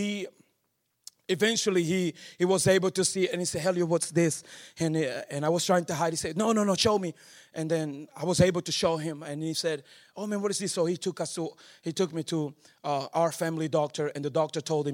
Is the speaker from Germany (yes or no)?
no; Angola; moved away; also born or lived in Netherlands; I was born in Angola